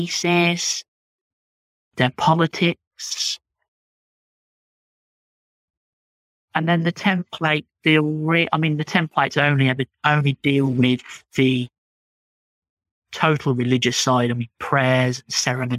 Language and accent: English; United Kingdom; accent: British; my British accent